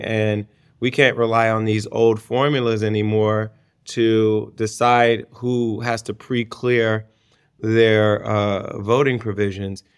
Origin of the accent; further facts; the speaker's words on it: Ohio, United States; my home state of Ohio